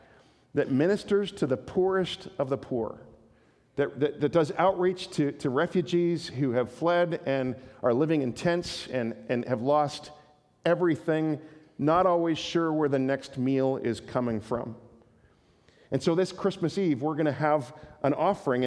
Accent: Canada; we're Canadian

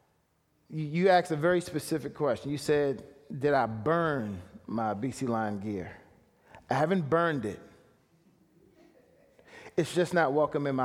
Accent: Washington, District of Columbia, United States; moved away as an adult; also born or lived in Montreal; I'm from Washington, D.C.

